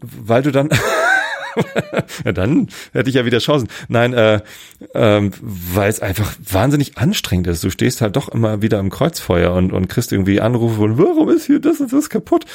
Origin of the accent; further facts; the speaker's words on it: Wistedt, Lower Saxony, Germany; ich bin hier aufgewachsen, also ein paar Leute kannten mich schon noch. Aus Wistit, aus meiner, äh, wo ich aufgewachsen bin